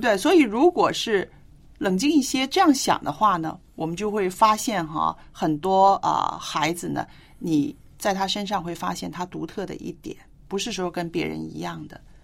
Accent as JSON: {"language": "Chinese", "country": "China", "said": "我们中国人"}